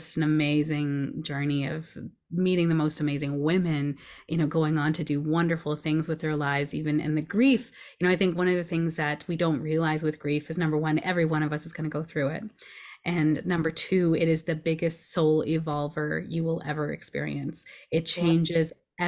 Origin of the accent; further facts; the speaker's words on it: Edmonton, Alberta, Canada; also born or lived in Toronto / Vancouver / Richmond / South Surrey; this is where I've kind of grew up most of my life. I was born in Toronto, and then we moved westward, each year until my brother was born here in Edmonton.